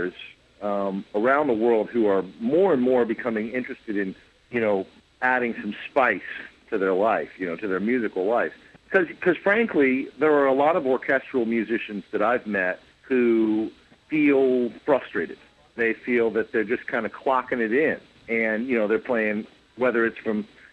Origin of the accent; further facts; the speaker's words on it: Columbus, Ohio, United States; now in New York City, United States; lots of frequent trips to Columbus, Ohio, my hometown